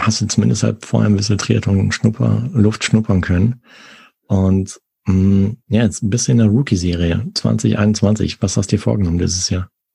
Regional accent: Arnsberg, North Rhine-Westphalia, Germany; da, wo ich aufgewachsen bin, in Arnsberg

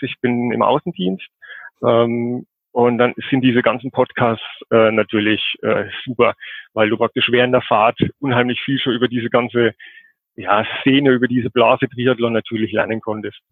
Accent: Coburg, Bavaria, Germany; komme aus Coburg, das ist in Oberfranken, Nordbayern.

